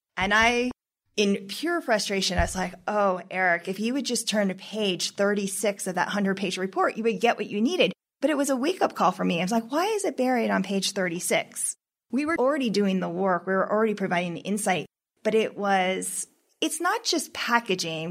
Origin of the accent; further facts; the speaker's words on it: Colorado, United States; We're not from Texas. We're from Colorado.